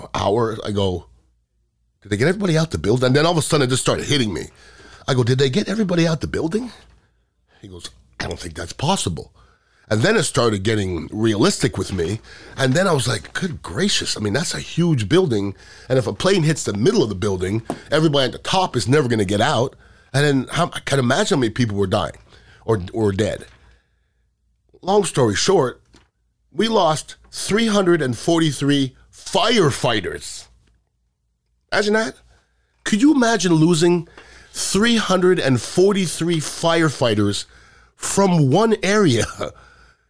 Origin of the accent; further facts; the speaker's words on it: United States; I was really proud of our country at that time, because being American meant something